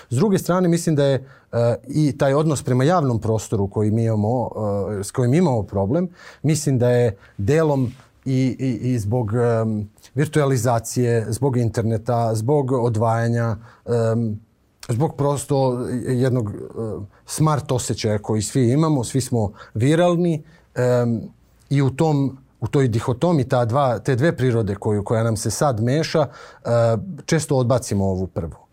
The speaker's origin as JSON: {"language": "Croatian", "town": "Kraljevo", "region": "Raška District", "country": "Serbia", "moved": "yes", "lives_now": "Belgrade, Serbia", "said": "ja sam poreklom iz Kraljeva. Meni Beograd nije rodni grad."}